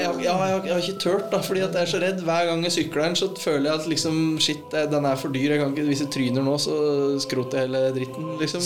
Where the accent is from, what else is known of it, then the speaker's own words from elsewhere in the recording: Ål, Buskerud, Norway; hjemme på Ål